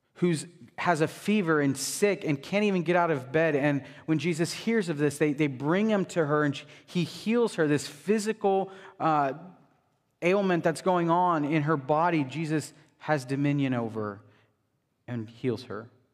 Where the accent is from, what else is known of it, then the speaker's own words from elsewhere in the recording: United States; As American Christians